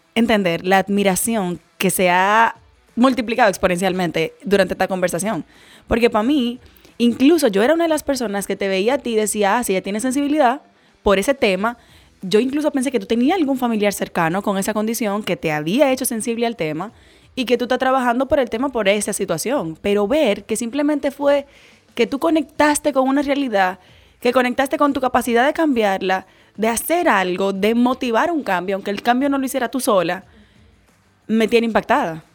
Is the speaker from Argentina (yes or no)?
no; Dominican Republic; como ciudadana dominicana